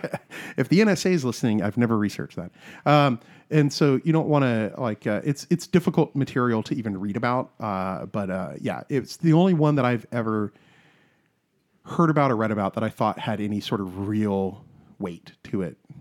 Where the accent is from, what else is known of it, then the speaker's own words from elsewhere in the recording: South Carolina, United States; I'm from South Carolina